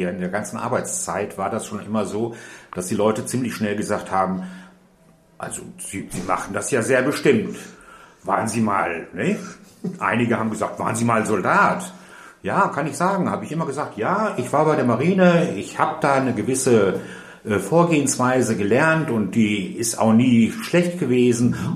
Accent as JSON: {"language": "German", "region": "North Rhine-Westphalia", "country": "Germany", "tie": "born or raised there", "also_born_or_lived": "Austria", "said": "ich {S1} bin ein Migrant sozusagen, ich komme aus Österreich, bin dann im Ruhrgebiet aufgewachsen"}